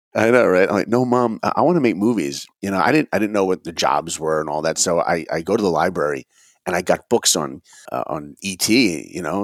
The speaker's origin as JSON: {"language": "English", "region": "East Coast", "country": "United States", "tie": "born or raised there", "moved": "yes", "said": "I grew up in the East Coast"}